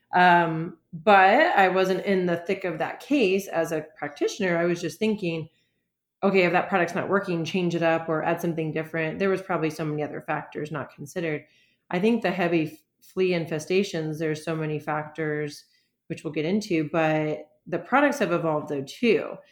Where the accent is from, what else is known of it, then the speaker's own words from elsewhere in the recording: Florida, United States; also born or lived in Michigan; now in Pittsburgh, United States; I'm from Florida